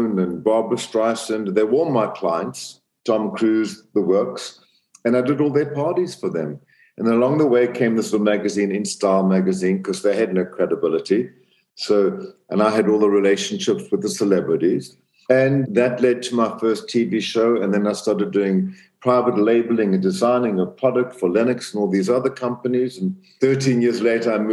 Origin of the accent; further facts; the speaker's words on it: Zambia; moved away; also born or lived in South Africa; I grew up in Central Africa, Zambia, in a very small town